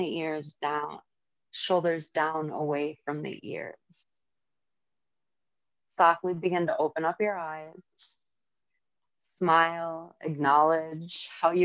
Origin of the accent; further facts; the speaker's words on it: St. Michael, Minnesota, United States; now in Little Falls, United States; I grew up in St. Michael